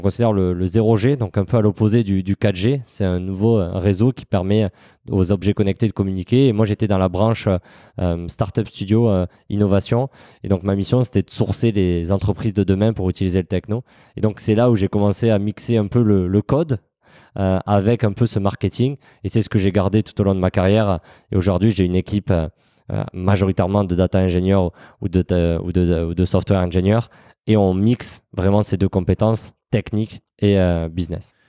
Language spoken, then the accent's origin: French; south of France, France; je suis originaire du, sud de la France, mon accent me, trahit euh, parfois